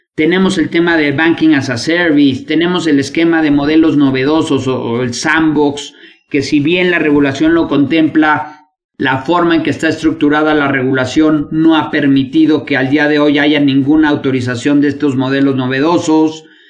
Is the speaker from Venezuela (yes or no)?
no; Mexico